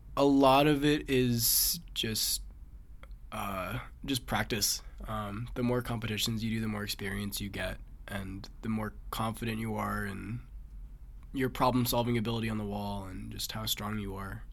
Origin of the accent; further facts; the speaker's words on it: Massachusetts, United States; I'm from Massachusetts